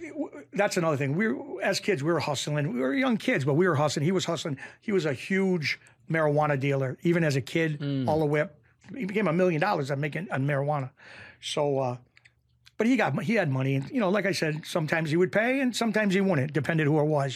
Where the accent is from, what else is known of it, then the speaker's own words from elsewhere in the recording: Springfield, Massachusetts, United States; I grew up in Springfield, Massachusetts